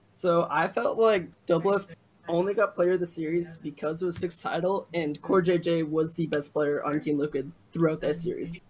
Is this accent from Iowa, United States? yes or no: no; Chicago, Illinois, United States; accent: Chicago; now in Jacksonville, Illinois, United States; Can you detect my Chicago accent? I'm like originally from Chicago.